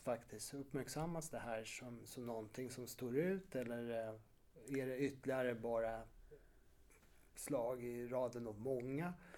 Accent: Warsaw, Masovian Voivodeship, Poland; moved away; jag som är född och uppvuxen i Warszawa

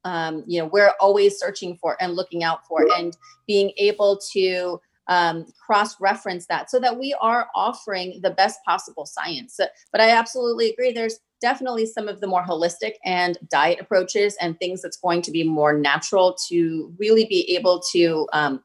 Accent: India; I come from India

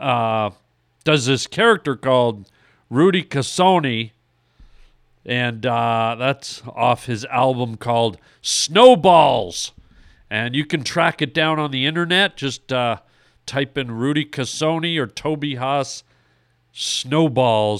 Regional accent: Canada; now in Los Angeles, United States; My whole life, I grew up in Canada.

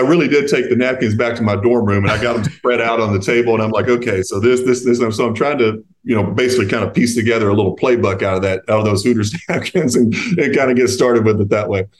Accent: Eastern Kentucky, United States; I grew up closer to Knoxville, Tennessee than I did to Lexington, where I grew up in Eastern Kentucky.

